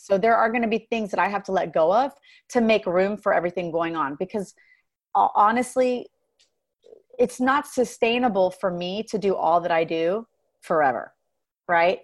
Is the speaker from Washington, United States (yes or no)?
no; Dallas, Texas, United States; My husband and I relocated to Dallas, which is my hometown, started doing music here in Dallas.